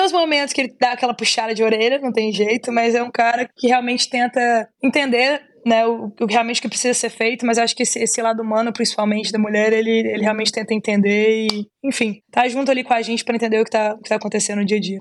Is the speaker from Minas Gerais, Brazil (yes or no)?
yes; Belo Horizonte, Minas Gerais, Brazil; Eu sou mineirinha, sou de Belo Horizonte.